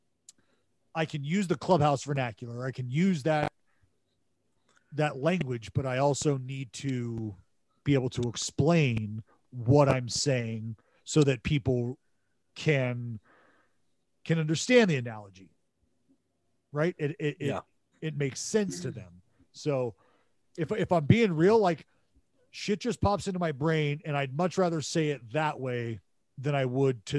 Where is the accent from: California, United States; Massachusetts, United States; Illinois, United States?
California, United States; Northern; moved away; I'm from NorCal, this is why I use the word hella